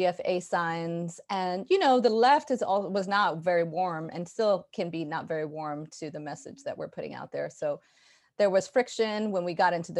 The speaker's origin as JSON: {"language": "English", "town": "New York City", "region": "New York", "country": "United States", "tie": "born or raised there", "also_born_or_lived": "Brooklyn", "said": "I grew up in Jamaica, Queens, and now I'm in Brooklyn. So I never really left New York."}